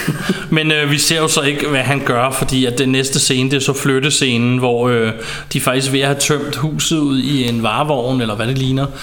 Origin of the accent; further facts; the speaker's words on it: Ballerup, Capital Region of Denmark, Denmark; hvor jeg voksede op i et på daværende tidspunkt ikke så pænt nabolag i Ballerup